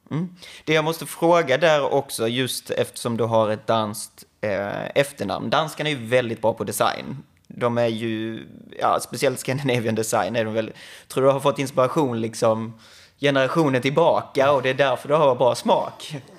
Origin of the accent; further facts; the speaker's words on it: Skåne, Sweden; jag kommer från Skåne